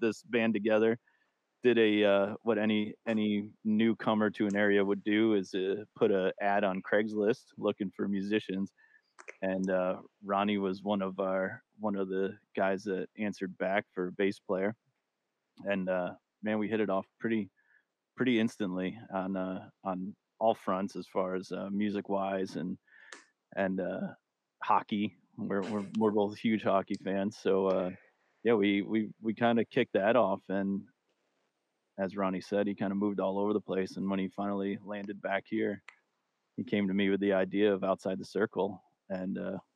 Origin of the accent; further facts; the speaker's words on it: Northern New York, United States; moved away as an adult; now in New Jersey, United States; I'm originally from Northern New York. I used to say upstate New York until I moved down here to Jersey.